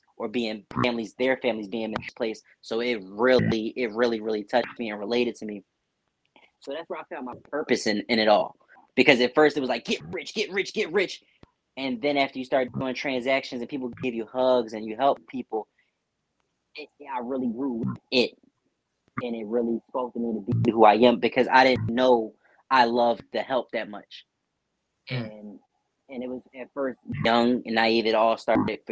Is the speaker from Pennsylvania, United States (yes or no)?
yes; Philadelphia, Pennsylvania, United States; I'm born and raised in Philadelphia. I still reside in Philadelphia